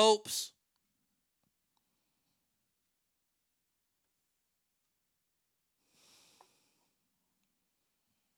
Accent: United States; my country that I was born

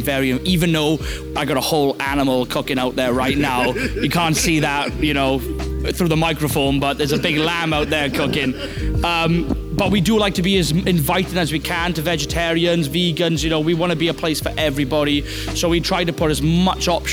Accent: Wales, United Kingdom; I'm from Wales

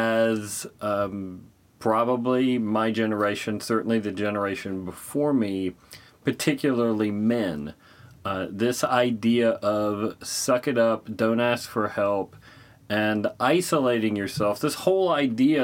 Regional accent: Midwest, United States; where I grew up in the Midwest

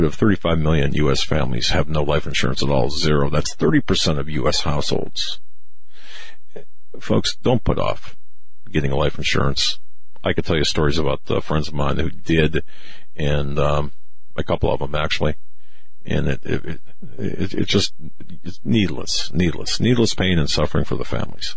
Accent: Erie, Pennsylvania, United States; we are from Erie, Pennsylvania.

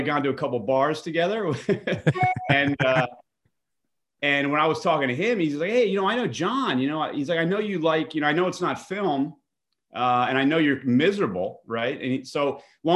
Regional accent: Bergen County, New Jersey, United States; I grew up in New Jersey, in Bergen County, New Jersey, North Jersey

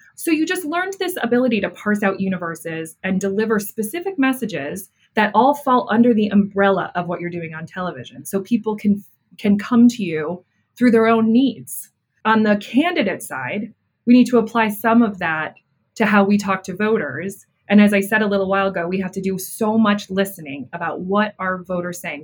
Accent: Buffalo, New York, United States; i grew up in buffalo new york

